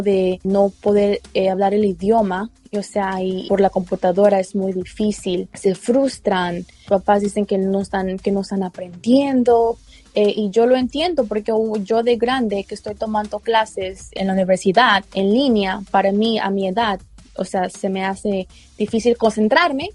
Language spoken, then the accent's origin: Spanish; Mexico; now in Baltimore, United States; yo vengo de México y cuando yo estaba pequeña no tuve la mejor educación